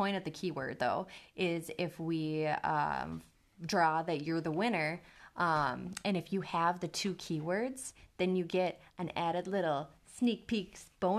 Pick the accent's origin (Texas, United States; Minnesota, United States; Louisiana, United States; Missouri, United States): Minnesota, United States; I was about to say soda, but I'm like, I'm Minnesotan. I need to say pop.